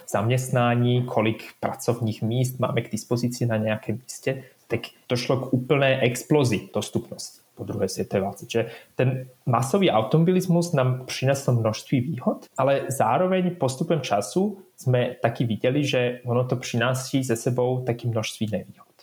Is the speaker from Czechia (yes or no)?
no; Bratislava, Bratislava Region, Slovakia; Czech is a second language; moved away as an adult; now in Switzerland; já pocházím ze Slovenska, já jsem vyrůstal v Bratislavě, takže v zásadě jsem Slovák